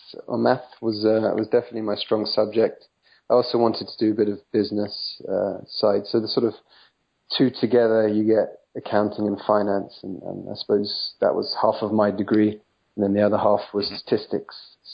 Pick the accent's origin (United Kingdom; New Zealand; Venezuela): United Kingdom; England; also born or lived in France; now in United States; Well, I left England in 2003, but I didn't come straight to the US. I actually lived for 3.5 years in France, in the south of France near Nice.